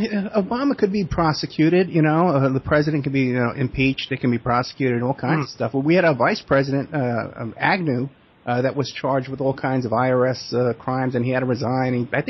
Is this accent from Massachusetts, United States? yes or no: no; New York City, New York, United States; I'm from New York City, and that's where we have